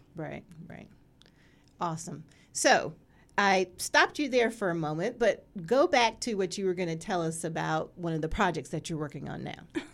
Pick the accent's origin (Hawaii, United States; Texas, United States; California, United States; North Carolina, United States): North Carolina, United States; I'm from North Carolina